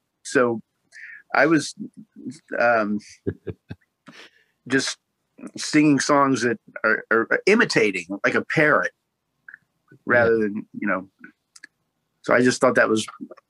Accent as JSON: {"language": "English", "town": "Austin", "region": "Texas", "country": "United States", "tie": "born or raised there", "also_born_or_lived": "Dallas, Texas", "said": "I moved to Austin when I was six, or right after first grade."}